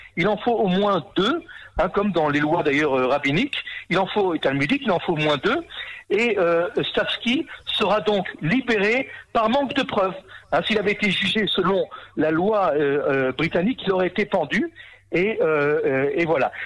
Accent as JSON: {"language": "French", "country": "Israel", "said": "chez nous en Israël"}